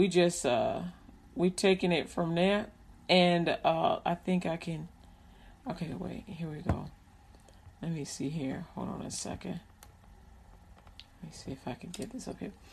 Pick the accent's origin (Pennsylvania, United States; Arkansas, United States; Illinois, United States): Illinois, United States; Chicago; I grew up in Chicago